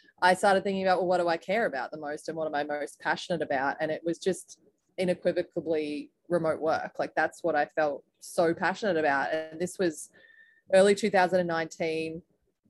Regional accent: Australia; moved away as an adult; now in United States; I was originally from Australia, as you can probably hear

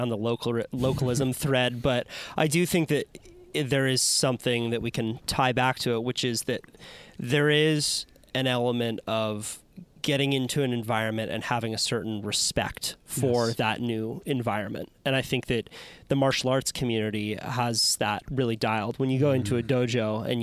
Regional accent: Santa Cruz, California, United States; I grew up in the Santa Cruz surf culture

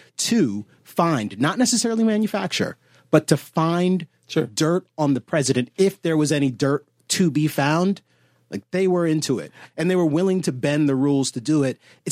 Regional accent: Washington, District of Columbia, United States; Washington, D.C.

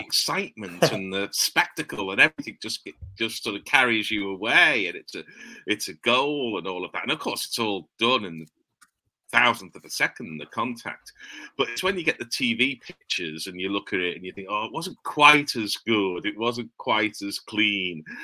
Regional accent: England, United Kingdom; two English blokes

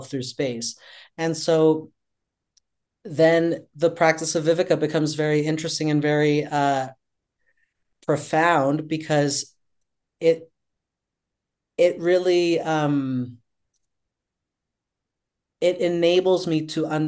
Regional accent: Colombia; now in New York City, United States; I grew up in Colombia during the 80s and 90s

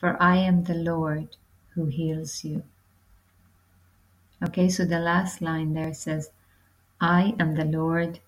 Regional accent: Ireland; moved away as an adult; also born or lived in London, United Kingdom; now in Portugal; I'm from Ireland. I'm currently living in Portugal.

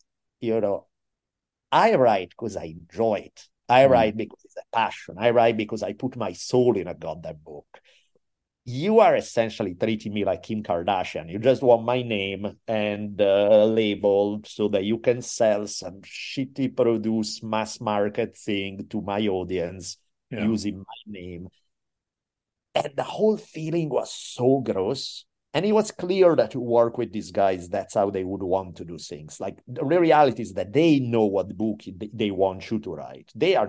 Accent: Italy; And again, I'm from Italy. I'm used to doing shady shit and going beyond the law.

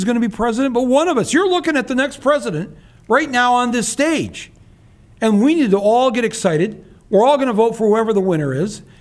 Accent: Midwest, United States; as a Midwesterner

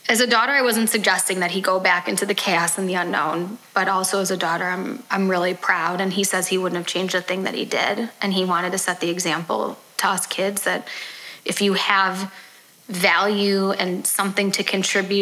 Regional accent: Highland Park, Illinois, United States; I grew up in Highland Park

